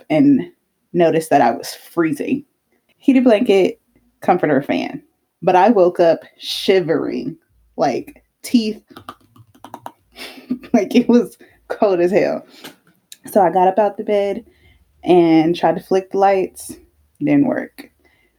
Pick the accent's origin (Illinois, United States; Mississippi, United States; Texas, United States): Texas, United States; I'm from Texas.